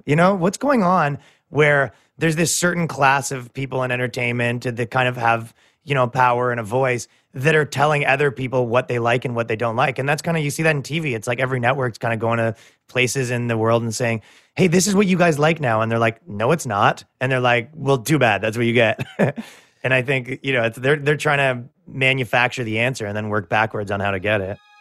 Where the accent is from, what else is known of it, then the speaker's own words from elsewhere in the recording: Canada; moved away; I come from Canada